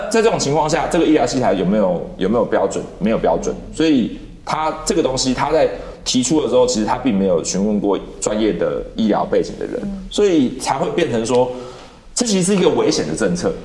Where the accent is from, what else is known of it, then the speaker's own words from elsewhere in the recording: Taiwan; 我应该算是本省人